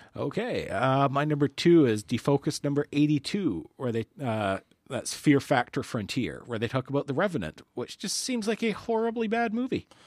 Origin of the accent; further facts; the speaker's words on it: Canada; as a Canadian